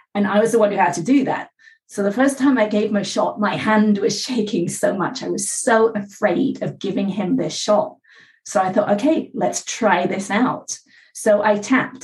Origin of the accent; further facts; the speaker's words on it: England, United Kingdom; now in California, United States; I live in California. I was born in England.